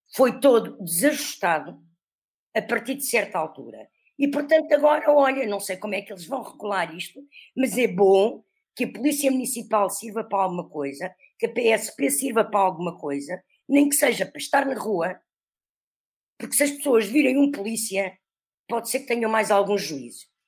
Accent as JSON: {"language": "Portuguese", "country": "Portugal", "said": "como nós, portugueses"}